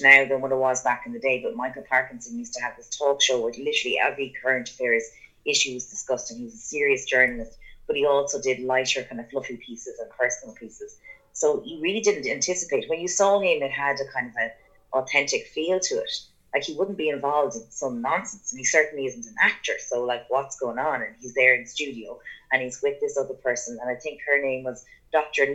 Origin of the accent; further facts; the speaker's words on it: Ireland; growing up in Beha, which is in Bannonslow, the small little kind of village that we lived